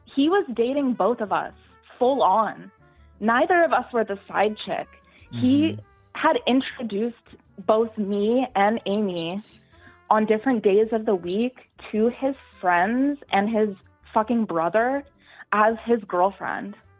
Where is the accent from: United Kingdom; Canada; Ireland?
Canada; I'm from Canada actually, so we we both work for a Canadian airline.